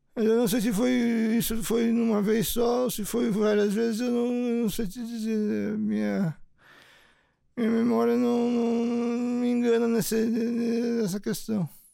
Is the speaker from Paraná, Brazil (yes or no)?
yes; Curitiba, Paraná, Brazil; Eu tenho 58 anos, eu nasci em Curitiba.